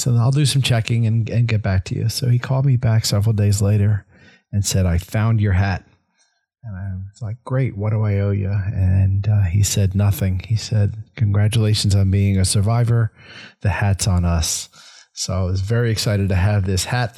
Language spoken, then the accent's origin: English; Northeast, United States; now in Tampa, United States; I grew up in the Northeast